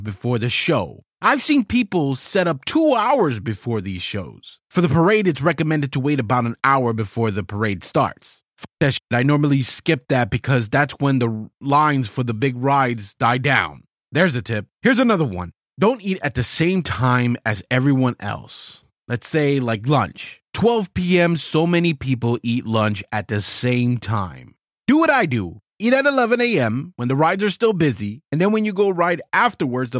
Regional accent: South Florida, United States; I was born and raised in South Florida

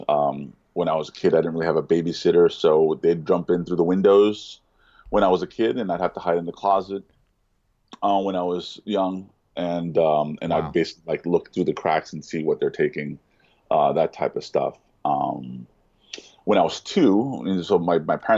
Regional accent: New York City, New York, United States; I was born in Elmhurst, Queens, in New York City

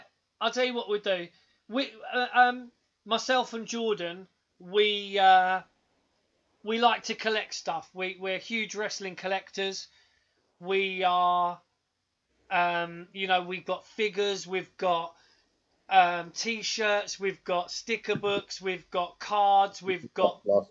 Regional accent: England, United Kingdom; We're a couple of cheeky English lads

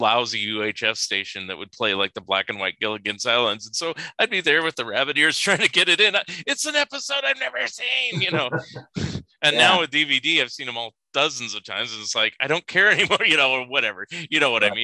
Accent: California, United States; now in Oregon, United States; I'm total California boy, but I'm in Oregon now

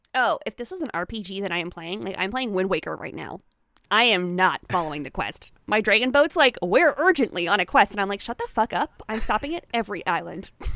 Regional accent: Canada; I'm Canadian

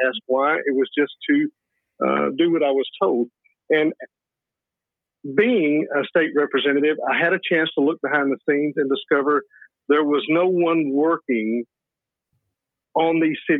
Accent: Obion, Tennessee, United States; I am from Northwest Tennessee. I was born and raised here in Obion County, outside of a little town called Obion.

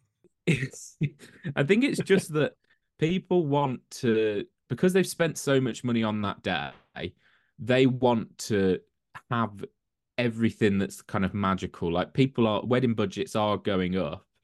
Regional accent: Birmingham, West Midlands, United Kingdom; moved away as an adult; also born or lived in London; now in Coventry, United Kingdom; I'm originally from South Birmingham

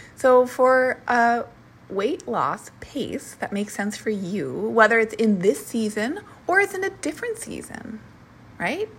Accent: Minnesota, United States; moved away; also born or lived in Portland; I'm from Minnesota

